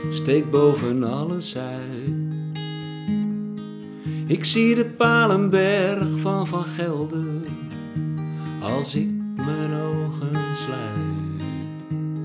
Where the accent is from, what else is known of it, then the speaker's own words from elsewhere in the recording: Velsen-Noord, North Holland, Netherlands; now in Wijk aan Zee, Netherlands; Ik kijk naar Velsen Noord, waar ik geboren en getogen ben.